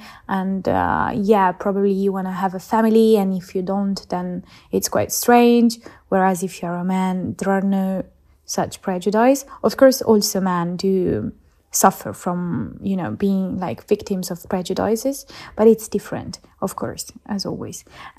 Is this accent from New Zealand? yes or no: no; Italy; English is a second language; Hello, Lazy Women. … I come from Italy.